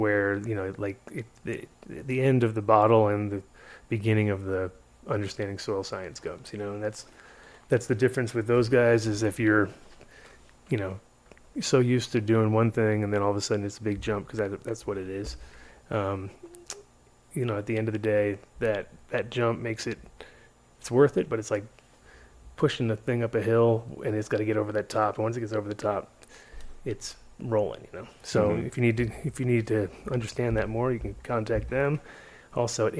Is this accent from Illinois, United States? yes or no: no; Rhode Island, United States; I grew up in Rhode Island